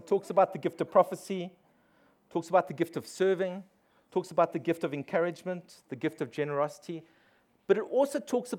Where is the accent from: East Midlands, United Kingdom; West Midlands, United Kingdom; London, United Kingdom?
London, United Kingdom; because I'm from the East End, I know how to drive, you know.